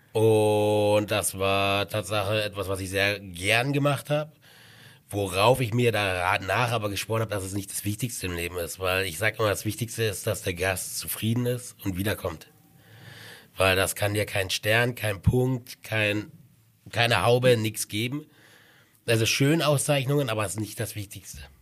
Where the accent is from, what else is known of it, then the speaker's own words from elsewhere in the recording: eastern Germany, Germany; moved away as an adult; also born or lived in Dresden / Kitzbühel / Sylt; now in Garmisch-Partenkirchen, Germany; Also ich komme jetzt aus dem Osten